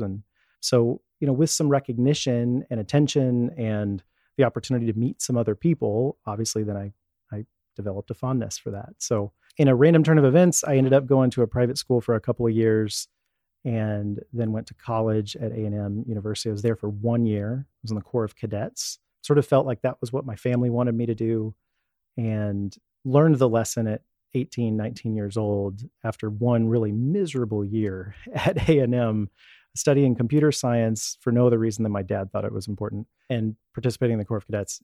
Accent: Dallas, Texas, United States; also born or lived in Houston, Texas; Born in Houston, and within a few years, my parents moved to the Dallas area so my dad could become a Dallas police officer

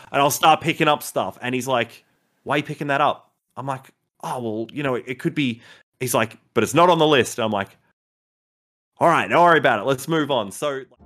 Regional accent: Melbourne, Victoria, Australia; Melbourne, born and raised here in Australia

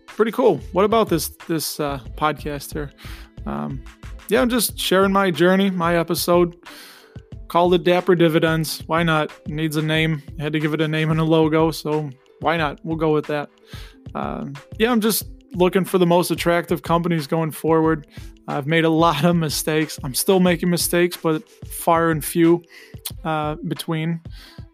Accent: Chicago suburbs, Illinois, United States; born and raised in the Chicago suburbs. I think you can tell by my accent.

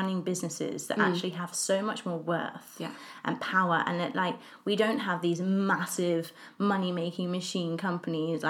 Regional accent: England, United Kingdom; I'm English and we're both living in London

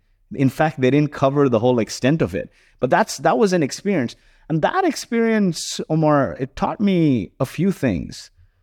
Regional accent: Kuwait; And so growing up in Kuwait was interesting. My mom never worked. She chose to stay home and look after us. And, you know, very lower middle class family. Summers were spent in the slums of Mumbai.

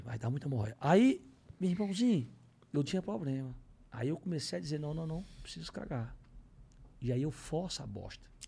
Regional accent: Fortaleza, Ceará, Brazil; now in São Paulo, Brazil; aprendi a ter minha paixão pelo meu time da minha terra, que era o, que era o Fortaleza

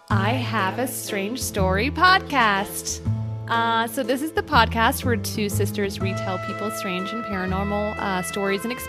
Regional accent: Texas, United States; We're all from Texas

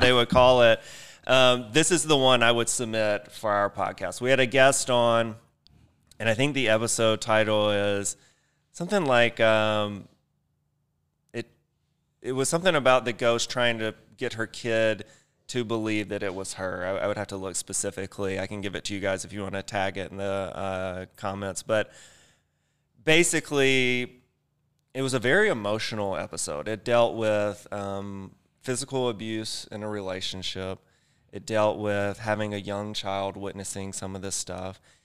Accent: Mississippi, United States; I grew up in Mississippi in a very small town, like fifteen thousand people.

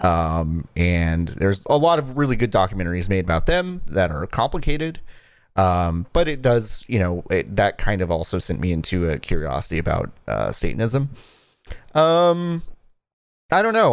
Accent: Dallas, Texas, United States; I grew up in Texas, in, like, rural, um, not rural, suburban Dallas

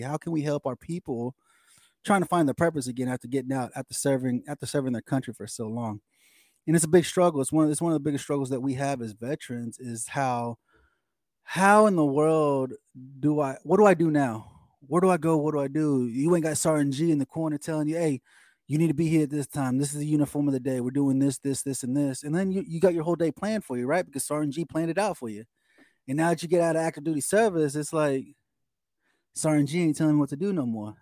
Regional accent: Oklahoma, United States; also born or lived in Texas; I, have grown up in Oklahoma all my life. You know, I, I, I I was born in Texas.

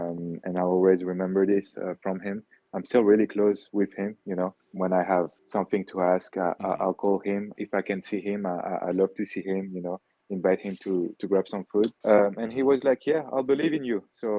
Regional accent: Wittenheim, Grand Est, France; also born or lived in Kenya / French Guiana; So Wittenheim, France is my hometown. Mm-hmm. This is where my grandpa was. This is where my mom grew up. This is where my great grandpa was. But me personally, I was born in Kenya.

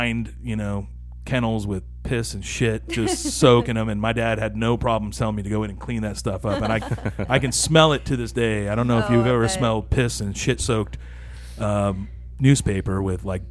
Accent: Topeka, Kansas, United States; also born or lived in Ipoh, Malaysia; now in Wichita, United States; I grew up in Topeka, and then went to college at Southwestern

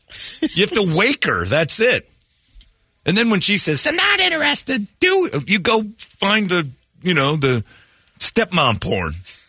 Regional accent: Alabama, United States; I'm from Alabama.

